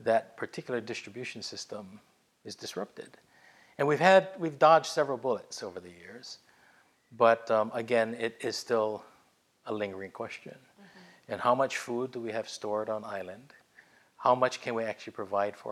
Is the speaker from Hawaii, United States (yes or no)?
yes; Hawaii, United States; also born or lived in Washington, D.C.; born and raised in Hawaii